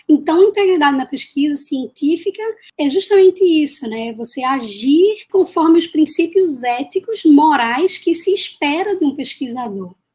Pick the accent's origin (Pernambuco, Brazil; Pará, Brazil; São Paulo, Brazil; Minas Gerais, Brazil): Pernambuco, Brazil; Recife; eu sou de Recife, Pernambuco, e eu falo aqui da Universidade Federal de Pernambuco. Na verdade, eu costumo brincar que eu nasci aqui na UFPE